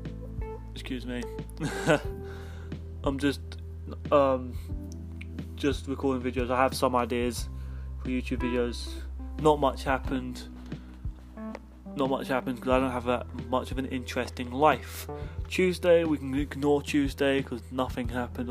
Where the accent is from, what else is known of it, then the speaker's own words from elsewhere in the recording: London, United Kingdom; I'm from England. I'm English. I'm from London. I'm a Londoner. If you didn't know that already by my accent.